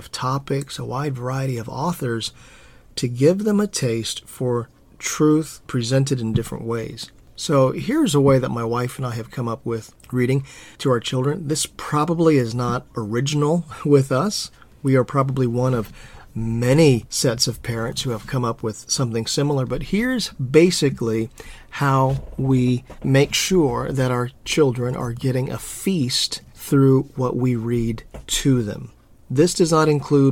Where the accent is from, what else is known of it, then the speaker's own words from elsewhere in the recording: Hawaii, United States; Growing up in Hawaii, I always loved when our church had potluck